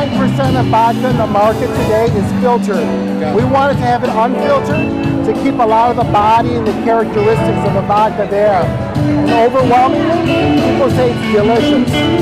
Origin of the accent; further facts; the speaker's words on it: Detroit, Michigan, United States; I'm from Southwest Detroit. I went to Southwestern High School class of 85.